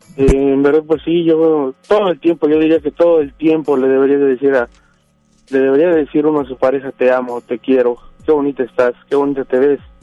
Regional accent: Hidalgo, Mexico; Yo soy del estado de Hidalgo

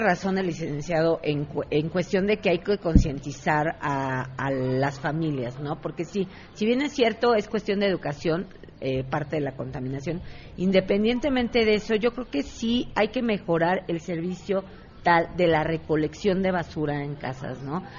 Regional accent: Mexico City, Mexico; Soy ciudadana de Contreras, hija de comerciantes desde toda la vida. Eh, desde mis abuelos, mis abuelos siempre fueron comerciantes aquí en Contreras, nacida aquí

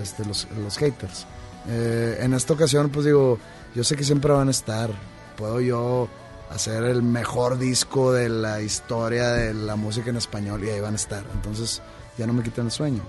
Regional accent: Monterrey, Nuevo León, Mexico; ser profeta en mi tierra

